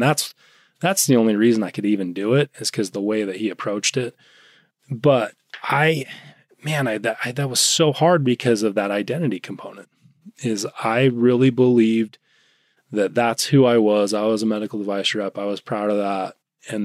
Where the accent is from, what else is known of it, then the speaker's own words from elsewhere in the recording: Utah, United States; I grew up in Utah.